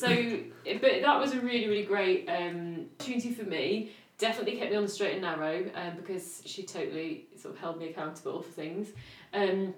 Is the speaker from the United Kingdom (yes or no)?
yes; Norfolk, East of England, United Kingdom; moved away as an adult; now in Lincoln, United Kingdom; I'm from Norfolk, so my family don't live in Lincoln, and it's like a 3-hour drive